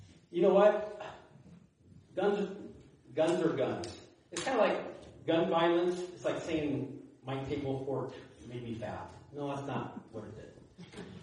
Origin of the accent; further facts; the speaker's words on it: Iowa, United States; now in Larimer County, Colorado, United States; I'm not a native. I'm from Iowa.